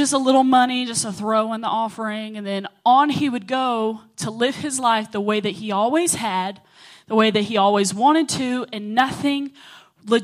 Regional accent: Oglethorpe, Georgia, United States; I come from Oglethorpe.

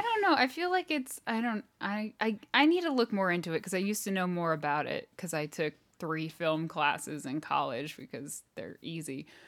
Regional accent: United States; I'm American.

